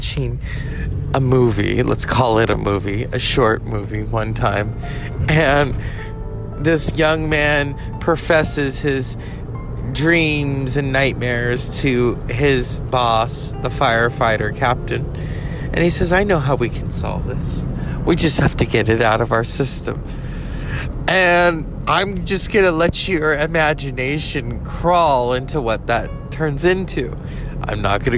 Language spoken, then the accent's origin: English; Northern California, United States; I am from Northern California